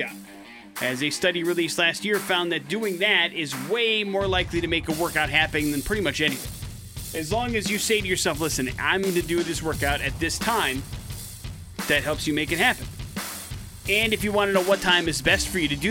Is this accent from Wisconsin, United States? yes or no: yes; Wisconsin, United States; growing up in Wisconsin